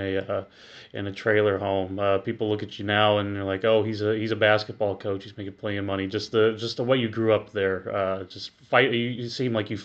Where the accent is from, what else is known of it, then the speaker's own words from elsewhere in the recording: Bloomington, Illinois, United States; moved away; Bloomington Normal, my hometown